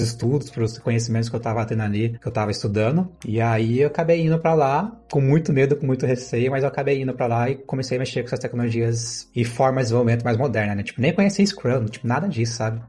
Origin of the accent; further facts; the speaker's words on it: Mogi Guaçu, São Paulo, Brazil; sou de Mogi Guaçu, interior de São Paulo